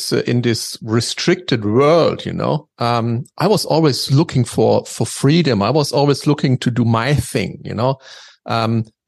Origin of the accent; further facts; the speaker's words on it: Dresden, Saxony, Germany; I grew up in Dresden, which is basically on the eastern part of Germany.